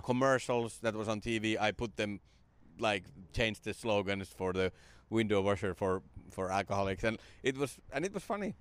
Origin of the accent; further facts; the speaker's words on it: Finland; moved away; my hometown. It came to Finland in the nineties